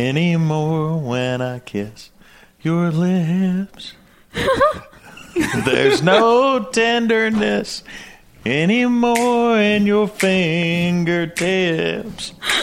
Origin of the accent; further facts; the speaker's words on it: Tennessee, United States; I am the director at Night Vision Precision Tritium. I'm from Tennessee.